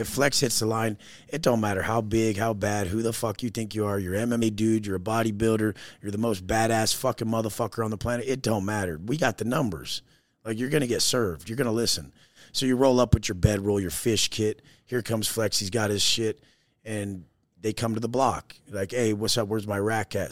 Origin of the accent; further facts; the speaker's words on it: Oceanside, California, United States; I grew up in Oceanside, California, San Diego, surfer, skater, snowboarder.